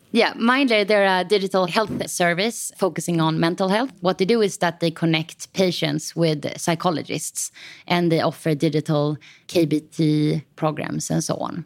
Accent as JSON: {"language": "English", "town": "Stockholm", "region": "Stockholm County", "country": "Sweden", "also_born_or_lived": "Copenhagen", "said": "I am from Stockholm"}